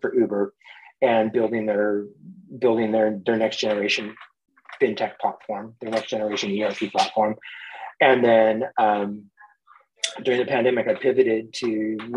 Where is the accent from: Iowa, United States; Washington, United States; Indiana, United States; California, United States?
California, United States; Mendocino County, Northern; also born or lived in San Francisco Bay Area; I grew up in Northern California, a couple hours north of Silicon Valley in San Francisco, in a beautiful Mendocino County